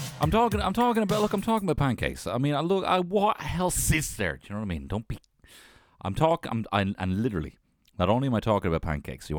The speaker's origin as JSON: {"language": "English", "town": "Carlow", "region": "Leinster", "country": "Ireland", "said": "I'm from Carlo in Ireland"}